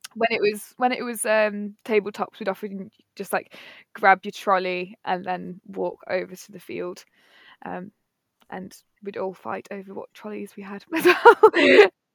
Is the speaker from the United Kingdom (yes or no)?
yes; Nottingham, East Midlands, United Kingdom; moved away as an adult; now in Cornwall, United Kingdom; I'm from Nottingham, twenty-six years old, and currently been living in Cornwall